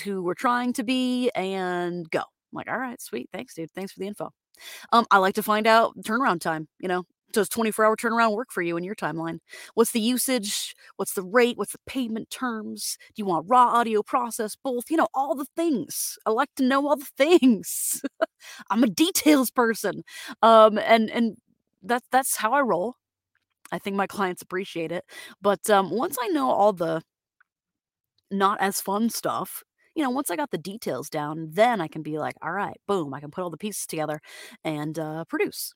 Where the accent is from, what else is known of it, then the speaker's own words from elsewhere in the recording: Florida, United States; I'm from from Florida, Floridian